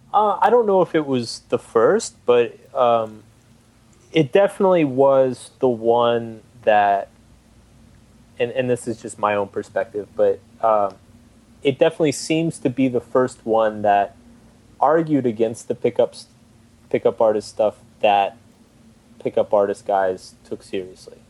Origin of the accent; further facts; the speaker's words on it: Austin, Texas, United States; moved away; I'm originally from Austin, Texas